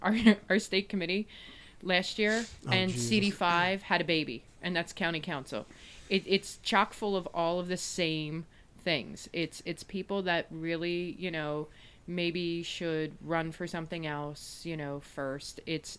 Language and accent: English; Bala Cynwyd, Pennsylvania, United States; Oh, I can outdo. I was Bala Cynwyd, so it's Monco and Delco.